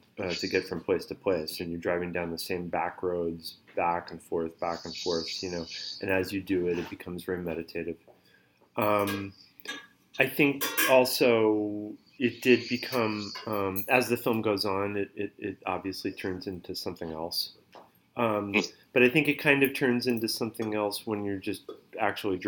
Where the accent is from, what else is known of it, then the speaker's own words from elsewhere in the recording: the Berkshires, Western Massachusetts, United States; I grew up in Massachusetts. I grew up in the Berkshires. It's Western Massachusetts